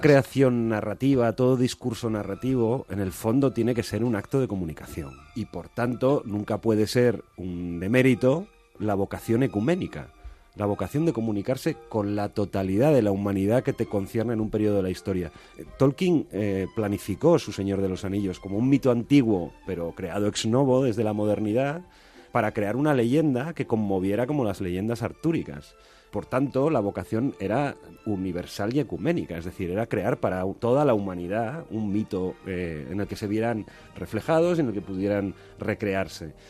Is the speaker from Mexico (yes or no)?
no; Colunga, Asturias, Spain; moved away; yo estaba en, Colunga, en mi pueblo